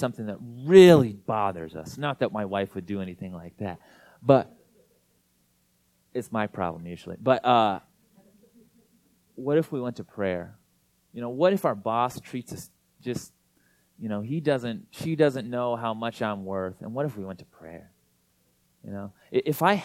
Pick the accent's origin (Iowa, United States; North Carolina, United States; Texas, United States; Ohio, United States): Iowa, United States; now in Minneapolis, United States; I'm from Iowa